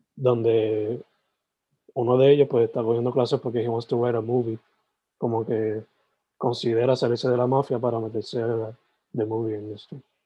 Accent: southwest, Puerto Rico; now in Carolina, Puerto Rico; soy original de, del Southwest, San Germán, Sabana Grande

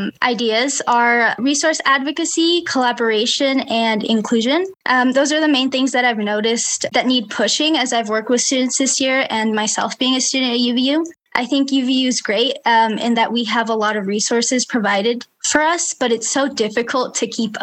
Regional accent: Provo, Utah, United States; I was born and raised in Provo

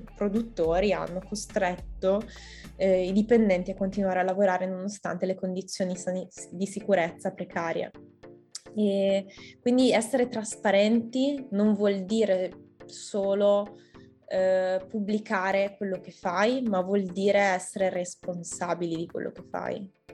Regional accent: Italy; io sono appunto come italiana

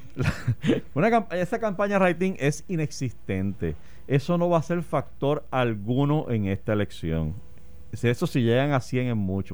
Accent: Puerto Rico

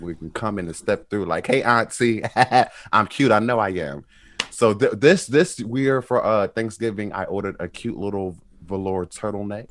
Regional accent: Atlantic City, New Jersey, United States; I'm from Atlantic City, New Jersey

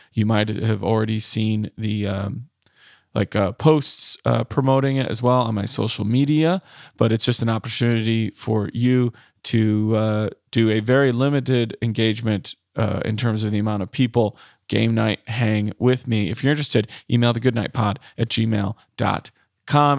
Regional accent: Midwest, United States; I was born and raised in the Midwest

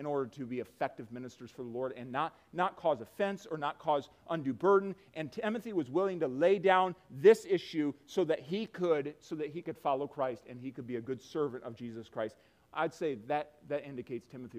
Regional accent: United States

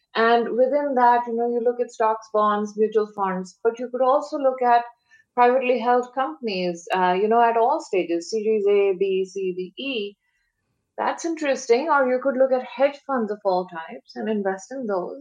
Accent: India; moved away as an adult; now in San Francisco Bay Area, United States; I grew up in India, born, brought up there, uh, came here for graduate studies.

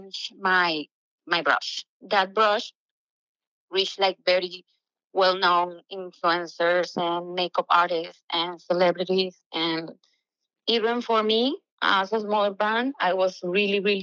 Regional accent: Venezuela; moved away as an adult; I'm from Venezuela, a beautiful country that is having like a hard time right now. And millions of us had to leave for, you know, a better future. And I came here with nothing but dreams

